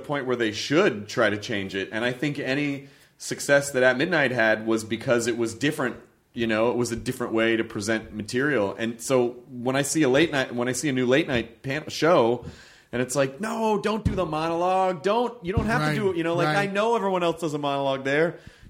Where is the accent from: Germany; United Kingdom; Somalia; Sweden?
United Kingdom; I'm British, but here I am, another white guy in this late night lineup of white dudes.